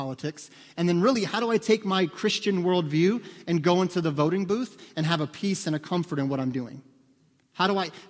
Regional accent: United States; as an American citizen

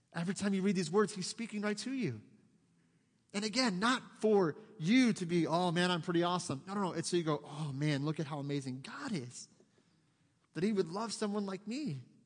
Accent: United States; we're Americans

